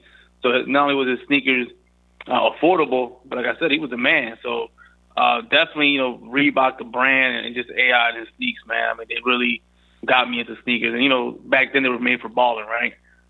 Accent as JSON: {"language": "English", "town": "Philadelphia", "region": "Pennsylvania", "country": "United States", "tie": "born or raised there", "said": "I'm originally from North Philly, man. So I grew up in North Philly"}